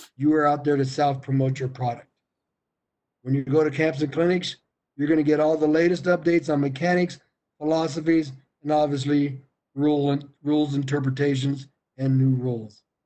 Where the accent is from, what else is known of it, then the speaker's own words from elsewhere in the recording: Colorado, United States; I'm from Colorado